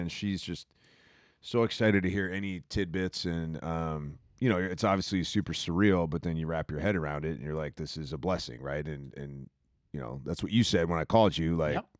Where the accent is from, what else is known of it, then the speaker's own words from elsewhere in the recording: England, United Kingdom; now in Manhattan Beach, United States; born in the same town as I was born in England.